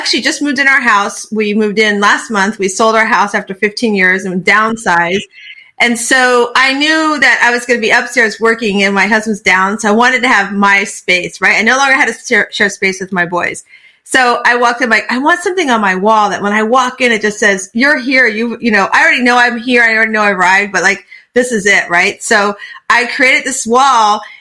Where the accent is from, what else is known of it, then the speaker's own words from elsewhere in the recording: Florida, United States; moved away as an adult; also born or lived in Virginia; now in Tampa, United States; I grew up in Florida, but I didn't want to be on the East Coast